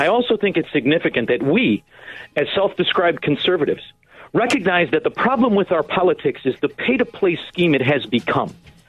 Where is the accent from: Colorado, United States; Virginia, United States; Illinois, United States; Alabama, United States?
Illinois, United States; Chicago; I'm from Chicago.